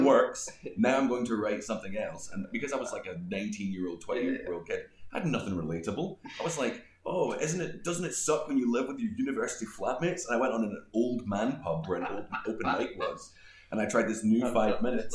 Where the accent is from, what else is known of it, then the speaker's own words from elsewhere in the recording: Greenock, Scotland, United Kingdom; moved away as an adult; now in Prague, Czech Republic; I'm from a, a, tiny town on the west coast of Scotland, which nobody knows. Like even people like 10 miles away don't know it. So I, I say I'm, i was born in a town called Greenock